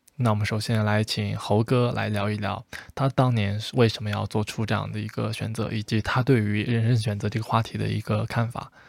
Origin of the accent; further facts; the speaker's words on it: China; 像我们，像我们中国才会有这样的一个疑惑，到底去大城市还是小地方